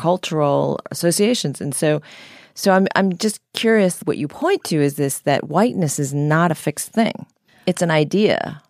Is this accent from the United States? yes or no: yes; United States; I grew up as a minority in the United States